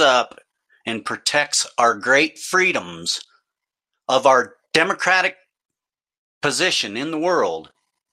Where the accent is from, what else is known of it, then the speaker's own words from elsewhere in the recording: United States; I'm an American.